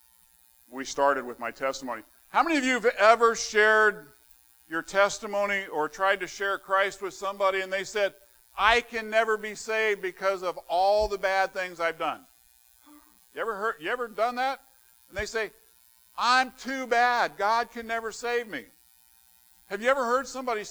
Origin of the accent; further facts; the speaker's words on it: southern Arizona, United States; moved away as an adult; also born or lived in California; now in West Virginia, United States; he took this little ornery kid from southern Arizona and has moved him to West Virginia